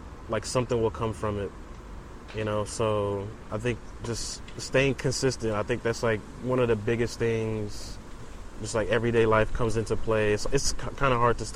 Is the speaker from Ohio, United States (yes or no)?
no; Houston, Texas, United States; also born or lived in Saint Lucia; I grew up in Houston. I've been in Houston since I was, like, I want to say, like, 4, maybe 5 years old